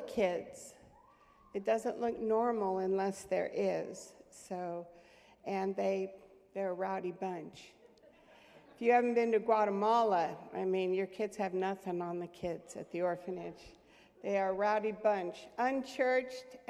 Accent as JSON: {"language": "English", "country": "United States", "said": "I came from the United States"}